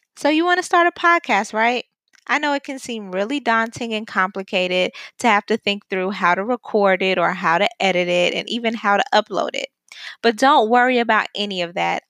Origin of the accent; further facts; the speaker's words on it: New York City, New York, United States; Brooklyn, my hometown